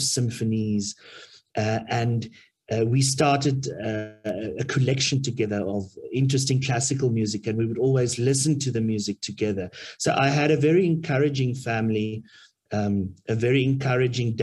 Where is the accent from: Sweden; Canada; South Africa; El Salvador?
South Africa; Middelburg, Mpumalanga; now in Pretoria, South Africa; I grew up in Middelburg, in Mpumalanga